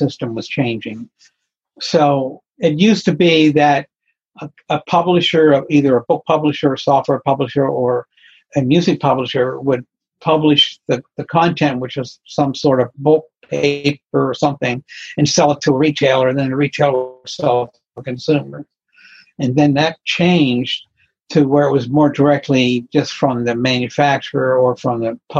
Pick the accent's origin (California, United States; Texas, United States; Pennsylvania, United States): Pennsylvania, United States; Pittsburgh; moved away as an adult; also born or lived in New England / San Francisco; I came back to where I grew up in Pennsylvania, in Pittsburgh